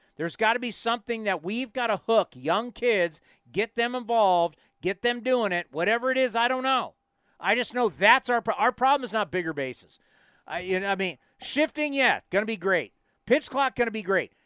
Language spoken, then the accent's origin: English; East Bay, California, United States; I grew up in the East Bay